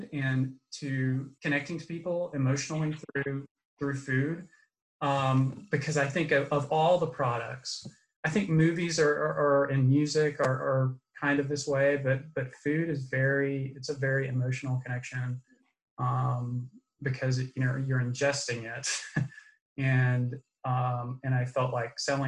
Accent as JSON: {"language": "English", "town": "Atlanta", "region": "Georgia", "country": "United States", "tie": "born or raised there", "also_born_or_lived": "North Carolina / Thomaston, Georgia", "said": "my mom raised me and my two sisters alone here in Atlanta."}